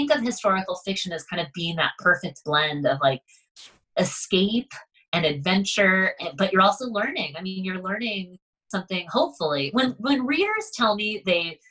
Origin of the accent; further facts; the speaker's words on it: Concord, Massachusetts, United States; I grew up right outside of Concord, Massachusetts